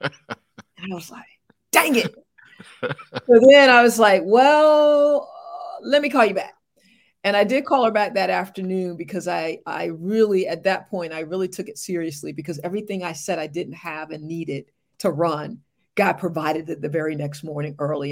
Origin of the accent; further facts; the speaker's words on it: Morehead City, North Carolina, United States; moved away as an adult; also born or lived in Charlotte, North Carolina / Little Rock, Arkansas; I hail from Morehead City, North Carolina, East Coast girl